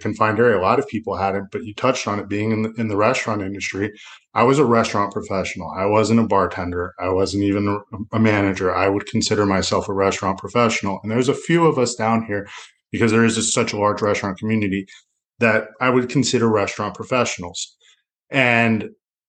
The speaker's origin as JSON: {"language": "English", "area": "Broward County", "region": "Florida", "country": "United States", "tie": "born or raised there", "said": "being a local guy, what I always like to tell people is I grew up down here"}